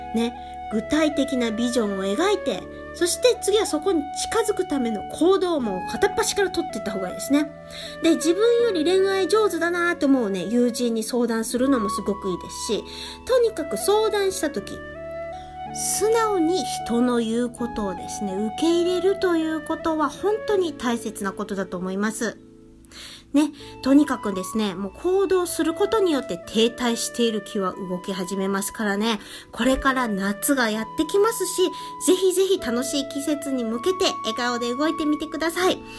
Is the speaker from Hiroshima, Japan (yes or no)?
yes; Hiroshima, Japan; accent: Hiroshima dialect; moved away; 私の出身である広島